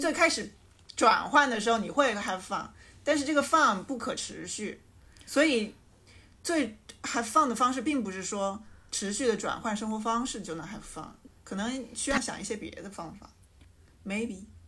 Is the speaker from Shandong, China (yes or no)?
no; Changsha, Hunan, China; accent: plastic Mandarin; 这是一档由四个长沙别人发起的塑料普通话播客节目